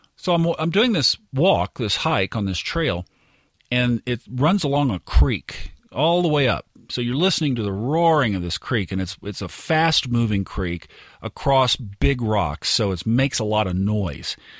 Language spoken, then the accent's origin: English; Tulsa, Oklahoma, United States; also born or lived in Northwest Arkansas; now in Dallas, United States; I grew up in Tulsa